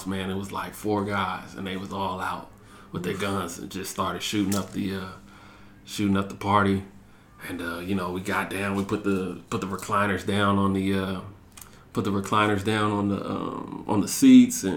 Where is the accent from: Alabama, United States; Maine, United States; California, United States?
California, United States; growing up in California